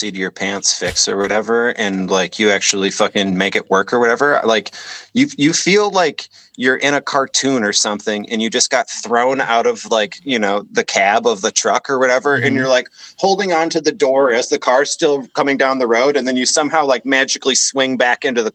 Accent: Detroit, Michigan, United States; also born or lived in Petoskey, Michigan; I was born in Detroit. I grew up in a very like affluent, area on the east side of Detroit

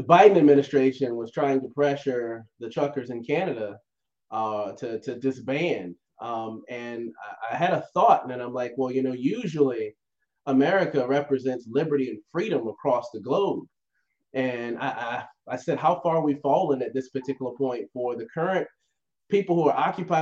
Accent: Virginia, United States; moved away; I'm a country boy at heart. You know, I'm from Virginia originally

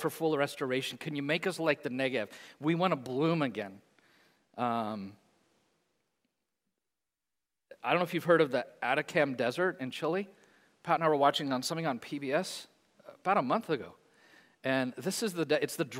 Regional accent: Hayes, London, United Kingdom; I grew up in Hayes, on the edge, played in the fields a lot

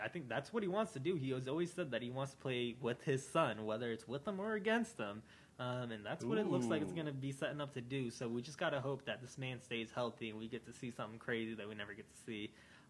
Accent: Columbus, Ohio, United States; I live in Columbus and I'm from Columbus.

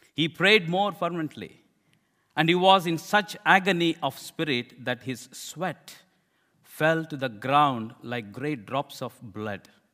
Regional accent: India; I'm an Indian preacher.

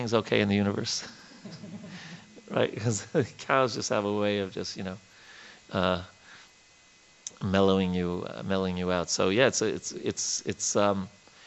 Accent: New York, United States; moved away; as a kid growing up in New York

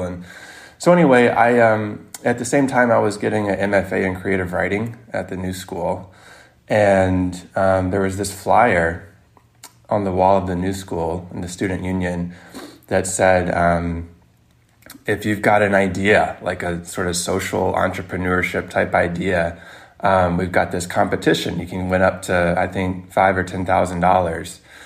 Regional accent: Mississippi, United States; moved away; I'm not even from New York, I'm from Mississippi

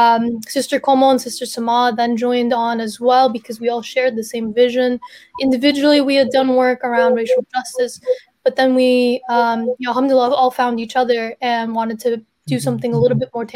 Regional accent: New Jersey, United States; Sakina and I, we're both from New Jersey.

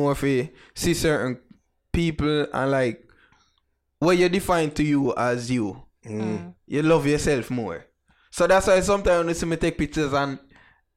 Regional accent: Jamaica; I'm a Jamaican

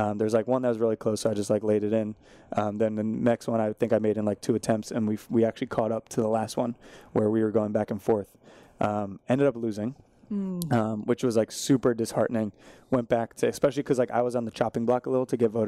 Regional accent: New Jersey, United States; I'm from New Jersey

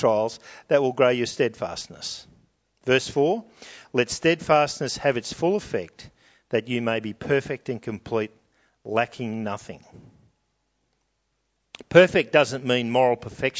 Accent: New South Wales, Australia; I'm from New South Wales

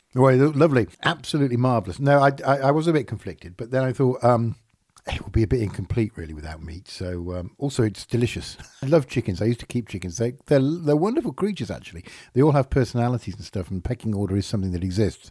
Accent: Yorkshire and the Humber, United Kingdom; I am from Yorkshire

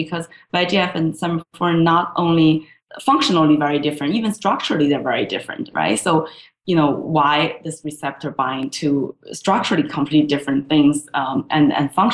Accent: China; moved away as an adult; I grew up in China.

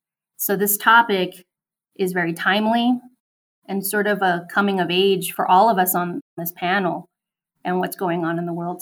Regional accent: New York City, New York, United States; I was born and raised in New York City my whole life in Queens, New York. I grew up in a very heavy immigrant neighborhood, mainly Greek and Italian. The Asian population was not very large at the time.

